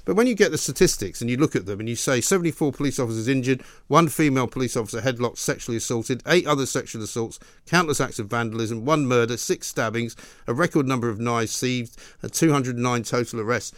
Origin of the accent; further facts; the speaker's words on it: Scotland, United Kingdom; I'm actually Scottish